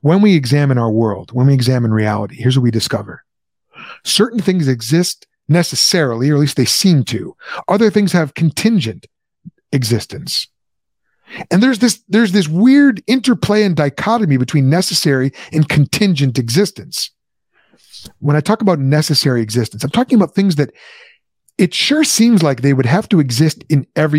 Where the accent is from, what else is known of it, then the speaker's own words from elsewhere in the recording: United States; I'm an American.